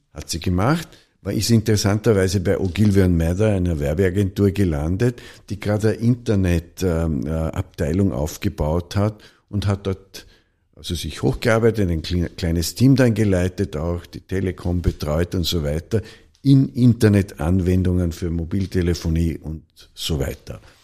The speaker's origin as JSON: {"language": "German", "region": "Vorarlberg", "country": "Austria", "tie": "born or raised there", "said": "in Vorarlberg, in einem Dorf in Nützedas, wo ich aufgewachsen bin"}